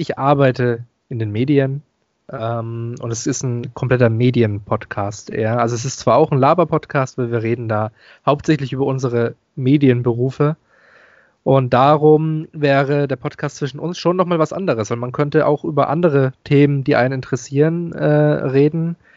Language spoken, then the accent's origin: German; Stuttgart, Baden-Württemberg, Germany; ich komme aus Stuttgart